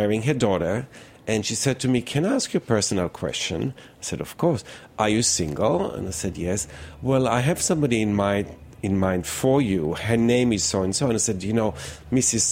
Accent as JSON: {"language": "English", "country": "Israel", "tie": "born or raised there", "moved": "as an adult", "lives_now": "New York City, United States", "said": "I was born in Israel and served in the army and in the defense force and in the reserve"}